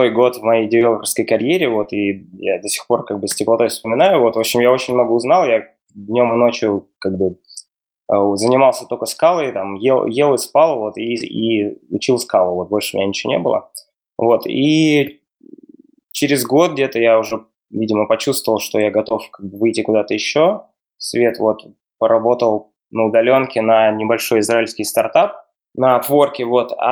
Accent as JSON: {"language": "Russian", "country": "Russia", "said": "я учился в Бауманке в Москве, я вообще ну, из России."}